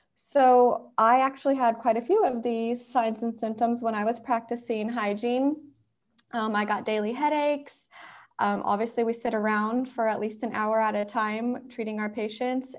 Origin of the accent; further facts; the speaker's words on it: Indiana, United States; now in Atlanta, United States; I'm originally from Indiana, but now I live in Atlanta